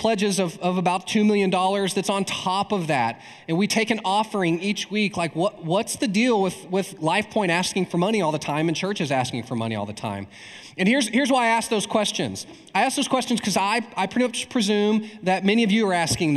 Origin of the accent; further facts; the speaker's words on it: East Texas, United States; I'm from East Texas